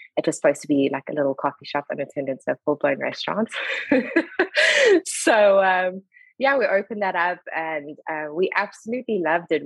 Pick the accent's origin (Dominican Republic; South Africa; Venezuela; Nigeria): South Africa; Durban, KwaZulu-Natal; moved away as an adult; now in Charlotte, United States; I was born in Durban. But we kind of got this thing of once you've lived somewhere for 10 years, you can officially say you are from that province. So we are Durbanites through and through.